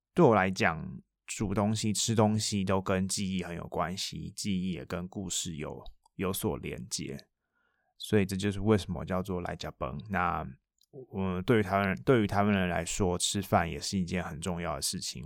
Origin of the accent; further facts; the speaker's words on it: Taiwan; first language Taiwanese Hokkien; Chinese is a second language; moved away; 讲台语这件事情也是出国之后一个很大的感受，不管是，呃，重新说母语